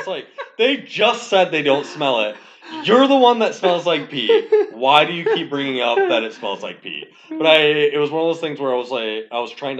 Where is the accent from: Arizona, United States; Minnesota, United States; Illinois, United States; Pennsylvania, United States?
Minnesota, United States; Winona; It was fun. I came from Winona and, yeah, I just remember.